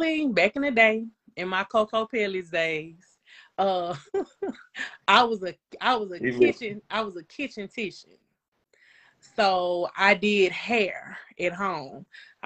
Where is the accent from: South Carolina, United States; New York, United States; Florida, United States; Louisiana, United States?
Louisiana, United States; Shreveport; I'm from Shreveport. I am from the Stony Hill area. So yeah, that is my stomping ground